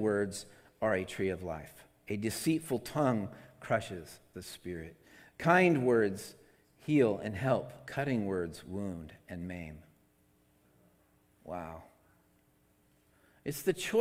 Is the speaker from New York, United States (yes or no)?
no; Seattle, Washington, United States; now in California, United States; I come from Seattle, and Seattle, you can drink out of the faucet up there.